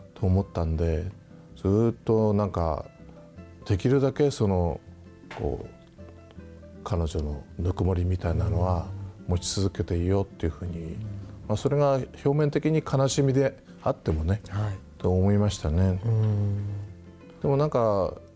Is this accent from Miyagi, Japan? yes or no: yes; Onagawa, Miyagi, Japan; moved away as an adult; now in Tokyo, Japan; 俺女川で生まれて育った